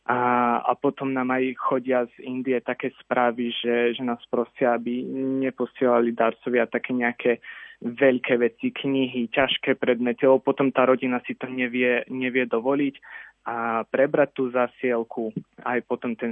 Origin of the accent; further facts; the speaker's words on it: Slovakia; že som sa narodil niekde na Slovensku